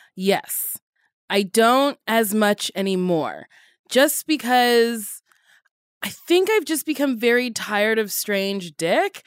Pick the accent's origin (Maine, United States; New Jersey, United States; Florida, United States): New Jersey, United States; I grew up in Jersey around a ton of Jewish people